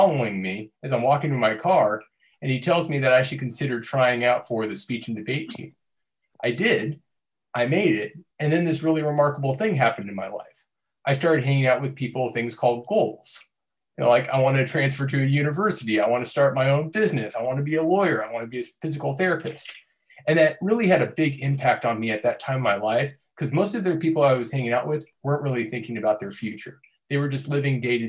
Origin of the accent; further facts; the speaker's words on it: Torrance, California, United States; I'm originally from Torrance, California.